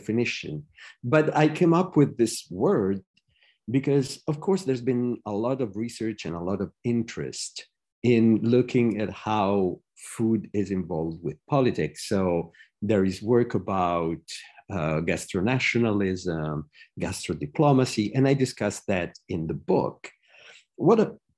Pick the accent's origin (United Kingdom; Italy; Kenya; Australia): Italy; Rome, Lazio; now in United States; I was born in Rome, studied all over the world. Now I'm a professor in the US